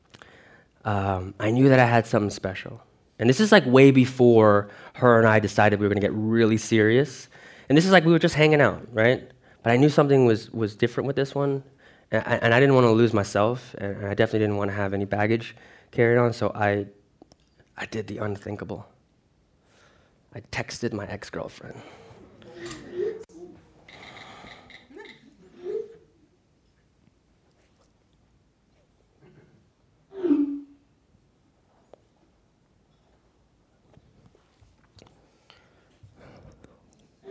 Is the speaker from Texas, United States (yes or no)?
no; Lake Ronkonkoma, New York, United States; moved away as an adult; also born or lived in Philippines; now in Broward County, Florida, United States; I was raised in Long Island, New York